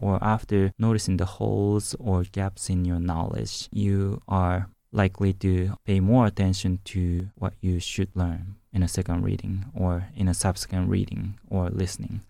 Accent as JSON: {"language": "English", "region": "Hiroshima", "country": "Japan", "also_born_or_lived": "Tokyo, Japan", "second_language": "English", "moved": "as an adult", "lives_now": "United States", "said": "I'm originally from Hiroshima"}